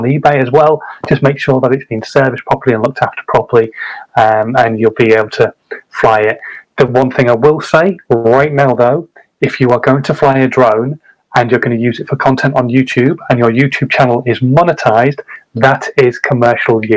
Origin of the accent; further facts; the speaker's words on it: Hull, Yorkshire and the Humber, United Kingdom; I'm a Hull man